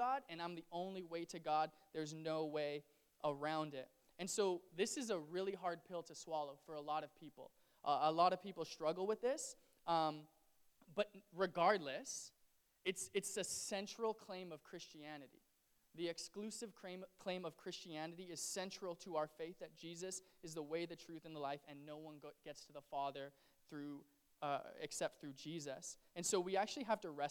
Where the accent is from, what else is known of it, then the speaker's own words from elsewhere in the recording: Canada; as a Canadian